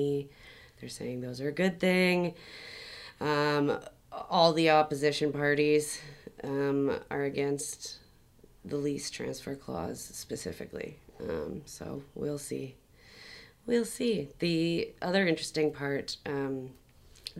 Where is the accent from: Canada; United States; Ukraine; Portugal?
Canada; Toronto, Ontario; now in Montreal, Canada; we're both from Toronto